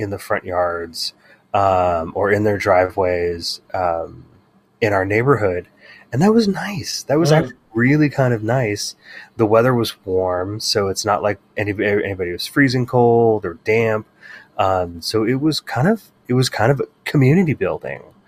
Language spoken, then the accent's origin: English; Bay Area, California, United States; our memories growing up in the Bay Area in the 80s and 90s